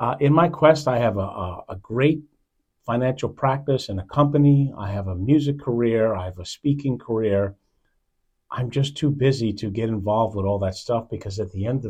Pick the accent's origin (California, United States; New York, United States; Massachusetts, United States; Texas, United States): New York, United States; New York City; moved away; I was born in Manhattan.